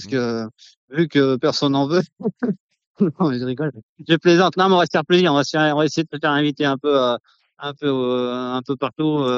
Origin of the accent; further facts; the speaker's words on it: Vénès, Occitania, France; born there; C'est dans le sud-ouest de la France, euh, entre Castres et Albi.